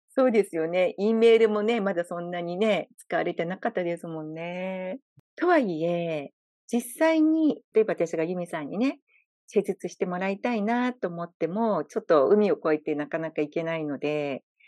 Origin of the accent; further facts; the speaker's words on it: Japan; moved away as an adult; now in Hawaii, United States; 私みたいに日本から移住してきている日本人の方